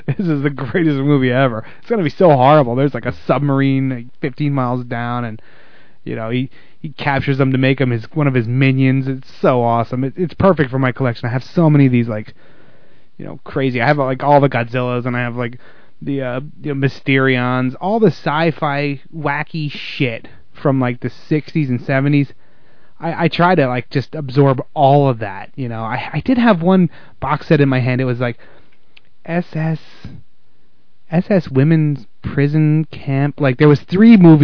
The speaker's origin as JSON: {"language": "English", "region": "the South", "country": "United States", "said": "I'm from the South."}